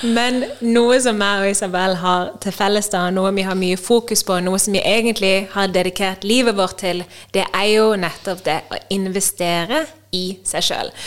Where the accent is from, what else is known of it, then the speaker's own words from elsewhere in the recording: Norway; moved away as an adult; jeg hjemme i Norge